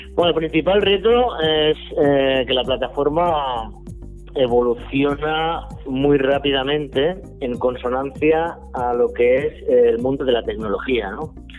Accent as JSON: {"language": "Spanish", "town": "Sabadell", "region": "Catalonia", "country": "Spain", "said": "yo soy de Sabadell"}